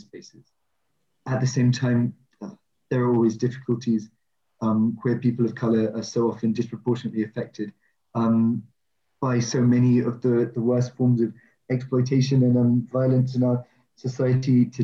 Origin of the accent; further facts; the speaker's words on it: London, United Kingdom; I grew up in Ealing